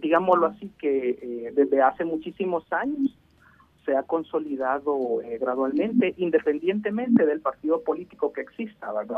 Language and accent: Spanish; El Salvador; como salvadoreños y salvadoreños